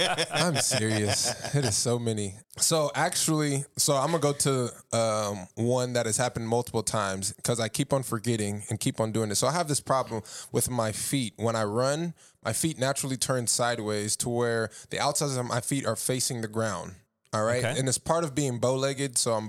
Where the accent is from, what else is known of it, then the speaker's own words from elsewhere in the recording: San Diego, California, United States; I'm from San Diego. That's not a beach.